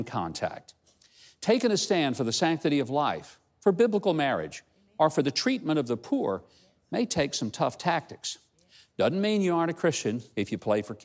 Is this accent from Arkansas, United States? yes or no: yes; Hope, Arkansas, United States; my hometown of Hope, Arkansas